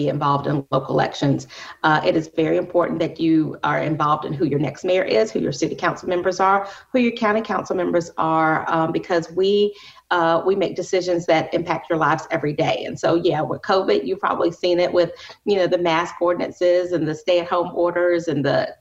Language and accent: English; Columbia, United States; I'm a Columbia native. I grew up here in Columbia